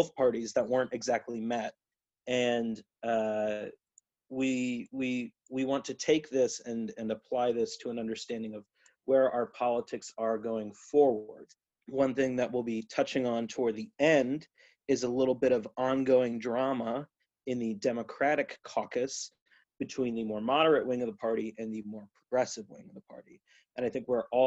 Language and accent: English; New England, United States; now in Ohio, United States; I'm originally from New England. I'm currently living and working in Central Ohio